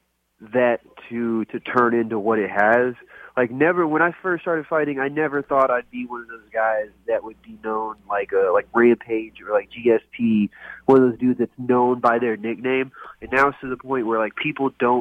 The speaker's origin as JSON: {"language": "English", "town": "Little Rock", "region": "Arkansas", "country": "United States", "also_born_or_lived": "Coconut Creek, Florida", "said": "I'm from Little Rock, Arkansas"}